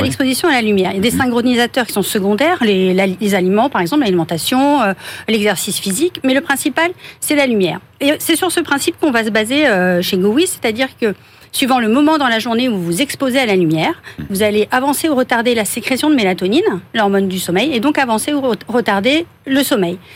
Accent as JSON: {"language": "French", "town": "Brest", "region": "Brittany", "country": "France", "tie": "born or raised there", "also_born_or_lived": "Toulouse / Paris", "moved": "as an adult", "said": "je suis née à Brest"}